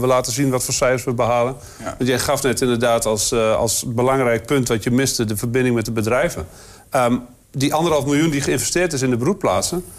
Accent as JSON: {"language": "Dutch", "area": "Twente", "region": "Overijssel", "country": "Netherlands", "said": "als Twentenaar"}